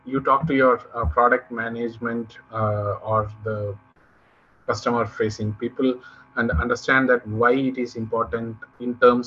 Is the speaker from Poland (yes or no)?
no; Tamil Nadu, India; I come from Tamil Nadu, so here we learn from our childhood that Yadum Ure Yavarum Kelir